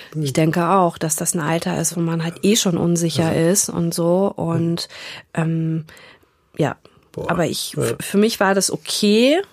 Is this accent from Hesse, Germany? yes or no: yes; Frankfurt, Hesse, Germany; moved away as an adult; also born or lived in Istanbul, Turkey; now in Hamburg, Germany; ich bin in Frankfurt aufgewachsen oder in der Nähe von Frankfurt